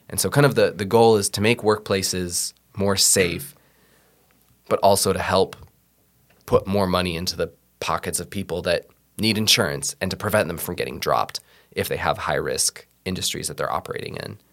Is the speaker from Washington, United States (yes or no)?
yes; Seattle, Washington, United States; moved away as an adult; now in Iowa, United States; I'm originally from Seattle, uh, moved here in twenty fourteen to go to the Bible College in Ankeny